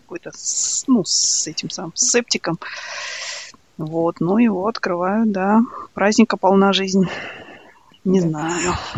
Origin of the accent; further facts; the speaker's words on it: Almaty, Kazakhstan; moved away; мы казахи